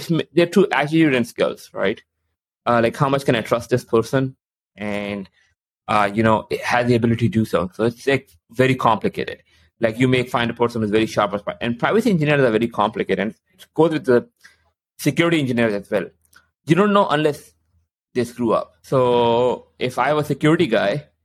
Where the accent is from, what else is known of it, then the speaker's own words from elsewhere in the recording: Canada; I'm also Canadian